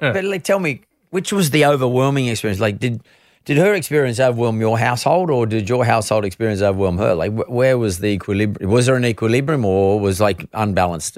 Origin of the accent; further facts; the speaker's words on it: Sydney, New South Wales, Australia; growing up in S-, Sydney at fifteen